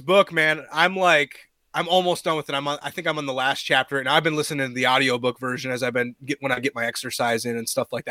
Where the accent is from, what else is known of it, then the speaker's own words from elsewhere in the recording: Minnesota, United States; growing up in Minnesota